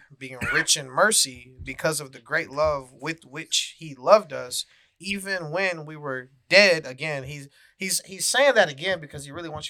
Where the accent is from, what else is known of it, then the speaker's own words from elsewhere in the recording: the South, United States; Yeah, I mean, we growing up in the South, you hear that analogy